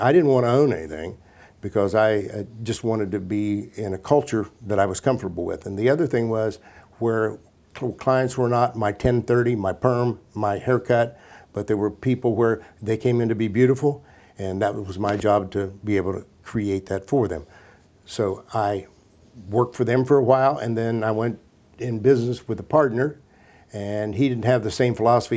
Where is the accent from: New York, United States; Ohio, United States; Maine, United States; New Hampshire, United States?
Ohio, United States; Washington Court House; also born or lived in Columbus, Ohio; I'm a kid from Washington Courthouse, Ohio